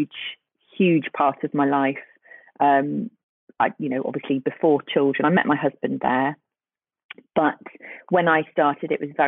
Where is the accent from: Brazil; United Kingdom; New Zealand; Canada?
United Kingdom; Birkenhead, North West England; moved away; also born or lived in Newcastle; I'm from the northwest of England. I'm from Birkenhead